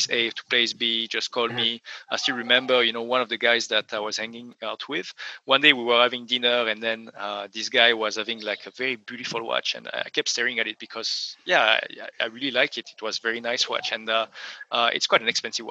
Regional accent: France; moved away; I come from France originally

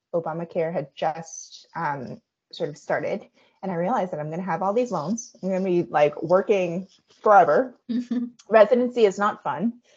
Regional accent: United States; I'm Korean American. My parents are Korean immigrants uh, and they immigrated over to the US

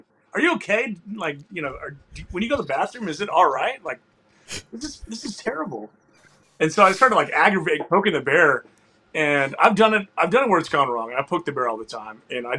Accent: Houston, Texas, United States; I was born and raised in Houston, but when I had chili, there was beans in it.

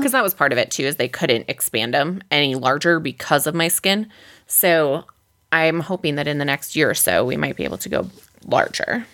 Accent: Midwest, United States; we're from the Midwest

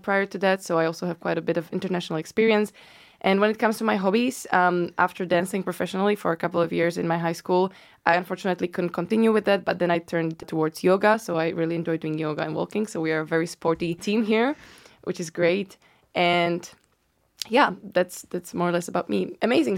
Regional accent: Bratislava, Bratislava Region, Slovakia; moved away as an adult; also born or lived in Amsterdam / Berlin; now in London, United Kingdom; I, I'm from Slovakia, from Bratislava.

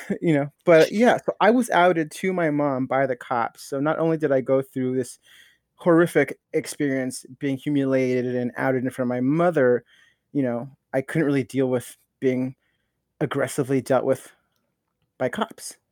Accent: Norwalk, California, United States; I grew up in Norwalk

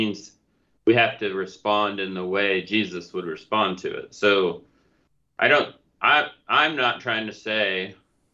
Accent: Oklahoma, United States; we're all from Oklahoma

